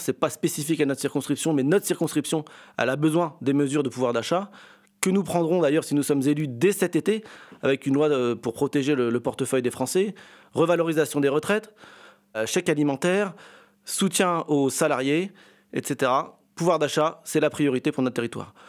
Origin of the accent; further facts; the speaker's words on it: Compiègne, Hauts-de-France, France; Je suis né à Compiègne, je suis un enfant du territoire